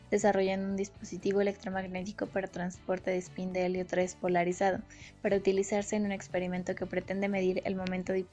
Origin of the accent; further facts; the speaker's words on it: State of Mexico, Mexico; tengo 23 años, soy del Estado de México y soy de la UNAM.